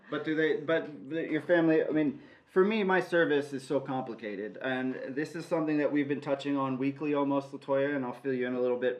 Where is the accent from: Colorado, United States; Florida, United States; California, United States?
California, United States; Los Angeles; I'm from Los Angeles as well